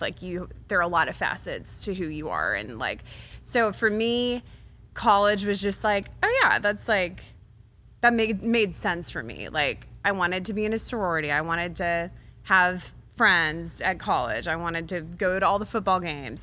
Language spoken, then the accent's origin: English; Waco, Texas, United States; moved away as an adult; now in Nashville, United States; Baylor is in my hometown.